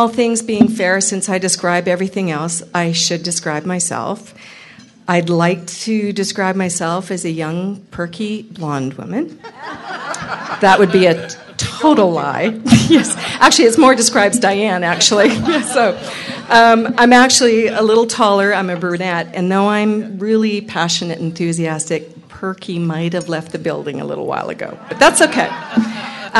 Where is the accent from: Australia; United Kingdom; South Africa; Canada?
Canada; I'm Canadian.